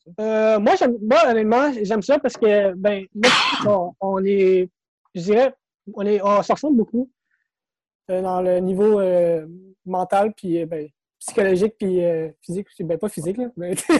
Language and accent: French; Sainte-Marthe-sur-le-Lac, Quebec, Canada; also born or lived in Montreal; je suis né à Montréal. OK. J'ai grandi dans le coin de Sainte-Marthe-sur-le-Lac